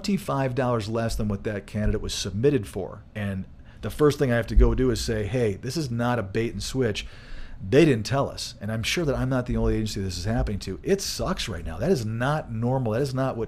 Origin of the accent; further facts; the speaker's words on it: Michigan, United States; now in Colorado, United States; growing up in Michigan